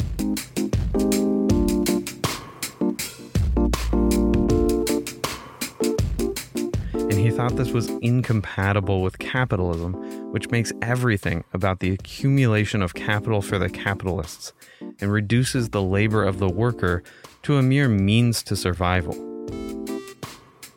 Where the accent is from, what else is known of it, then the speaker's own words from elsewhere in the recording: Chico, California, United States; my hometown of Chico, California